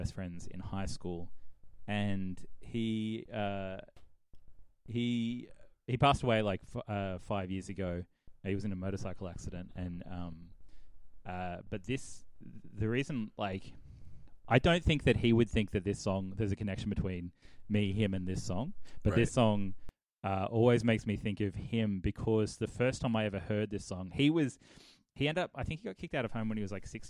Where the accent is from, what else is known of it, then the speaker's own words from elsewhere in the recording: Sydney, New South Wales, Australia; moved away as an adult; also born or lived in Ballarat; I grew up in Quakers Hill in Western Sydney